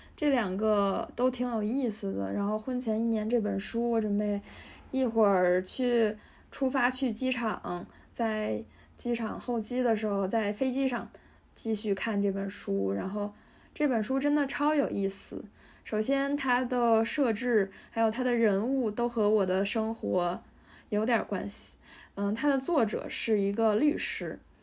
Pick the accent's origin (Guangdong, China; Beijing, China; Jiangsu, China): Beijing, China; 我来自北京的远郊区的郊区